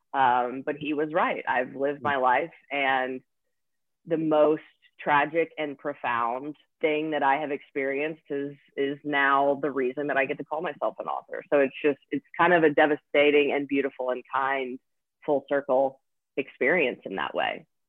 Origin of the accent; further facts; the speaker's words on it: Nashville, Tennessee, United States; born and raised in nashville tennessee